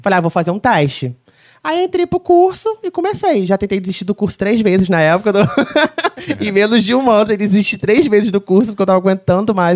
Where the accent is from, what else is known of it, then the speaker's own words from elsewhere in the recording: Mendes, Rio de Janeiro, Brazil; also born or lived in Barra do Piraí; sou de Mendes